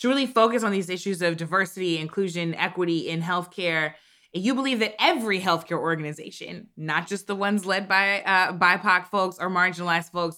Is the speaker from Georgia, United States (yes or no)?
no; St. Louis, Missouri, United States; I had a Black pediatrician growing up in St. Louis